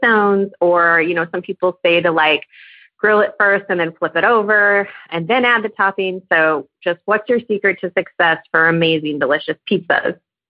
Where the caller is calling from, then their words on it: Austin, Texas, United States; I'm calling from Austin, Texas.